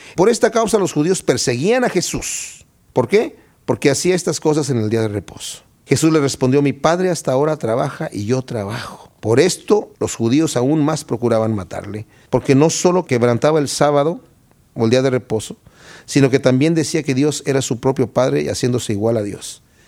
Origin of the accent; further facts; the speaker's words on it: Querétaro, Mexico; moved away; Yo soy de Querétaro, México